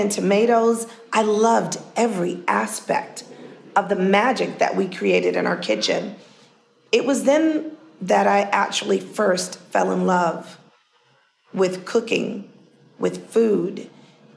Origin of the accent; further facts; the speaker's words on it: New York City, New York, United States; growing up in Harlem